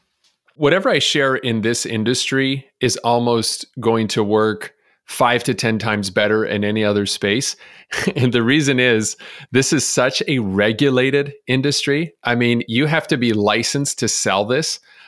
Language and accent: English; Montreal, Quebec, Canada; moved away as an adult; now in Chicago, United States; when I moved to Chicago from Montreal, I was 21 years old.